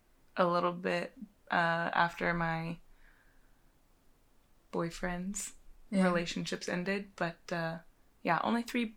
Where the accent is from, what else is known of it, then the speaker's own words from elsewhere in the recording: Austin, Texas, United States; I am 25. We are from Austin, Texas.